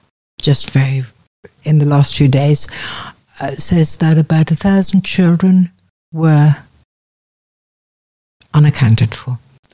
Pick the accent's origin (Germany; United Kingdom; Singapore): Germany; Münster, North Rhine-Westphalia; born there; I was born in Germany, in a town called Münster, Westphalia